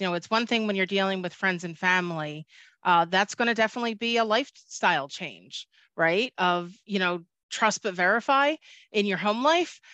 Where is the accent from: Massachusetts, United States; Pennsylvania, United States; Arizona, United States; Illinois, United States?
Pennsylvania, United States; Philadelphia; I am from Philadelphia, I do say it, water